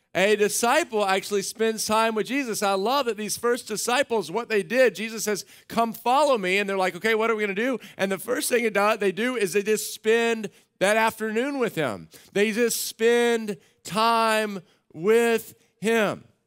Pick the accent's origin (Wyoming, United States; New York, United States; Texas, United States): Texas, United States; Central; I grew up in Central Texas on a ranch